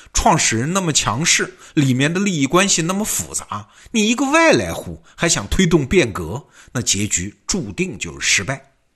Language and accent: Chinese; China; 我们中国人很熟悉的嘛，劝和不劝散